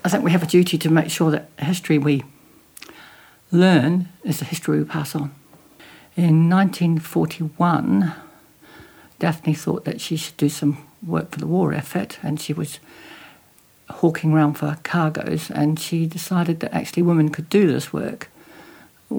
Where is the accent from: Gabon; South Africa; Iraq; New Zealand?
New Zealand; now in United Kingdom; I was born in New Zealand. I came here in the UK in 1977